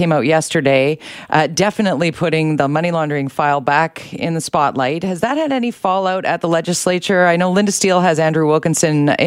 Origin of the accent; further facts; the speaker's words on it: British Columbia, Canada; as a British Columbian, as a taxpayer